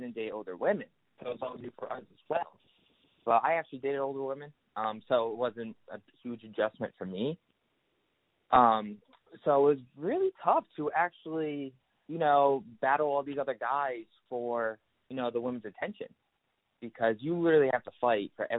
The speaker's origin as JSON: {"language": "English", "area": "Providence", "region": "Rhode Island", "country": "United States", "said": "I'm from Rhode Island, Prince, Rhode Island"}